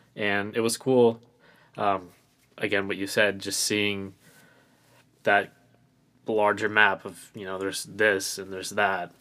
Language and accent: English; Phoenix, Arizona, United States; I'm from Phoenix, Arizona.